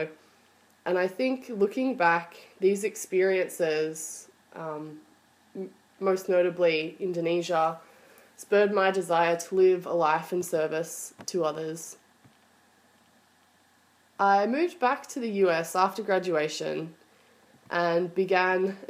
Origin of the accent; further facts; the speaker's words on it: Australia; moved away as an adult; also born or lived in Melbourne, Australia; now in United States; I am originally from Australia, although I spent my early years living in the US.